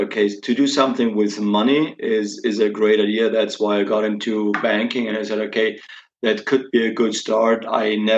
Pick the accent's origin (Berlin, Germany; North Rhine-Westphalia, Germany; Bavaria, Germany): Bavaria, Germany; Regensburg; I was born in Regensburg, actually 50 years ago now. Grew up in Regensburg, lived most of the time in Regensburg